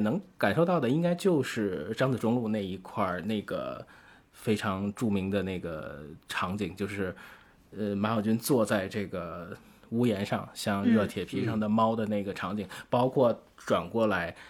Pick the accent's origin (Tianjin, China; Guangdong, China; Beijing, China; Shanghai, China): Tianjin, China; 天津啊，这是我的家乡。我我其实从小就是。呃，就在这个天津的街头就看到过非常多剧组